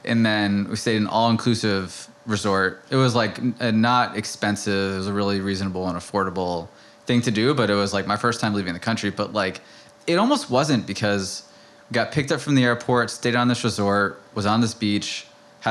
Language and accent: English; suburbs of Philadelphia, Pennsylvania, United States; moved away as an adult; also born or lived in West Hartford, Connecticut; now in New York, United States; I grew up outside Philly forever